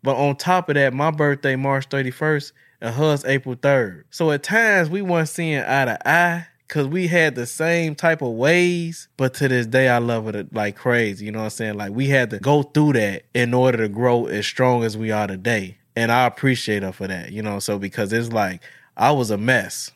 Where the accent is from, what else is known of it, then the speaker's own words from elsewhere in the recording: Chicago, Illinois, United States; now in Madison, United States; I was born and raised in Chicago